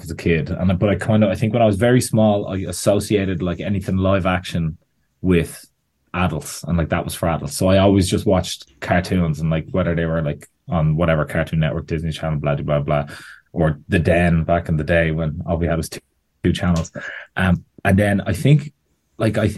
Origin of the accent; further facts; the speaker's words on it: Bettystown, County Meath, Ireland; I'm from Bettystown in Meath, which is just the tiny bit of coast that Meath has that no one thinks exists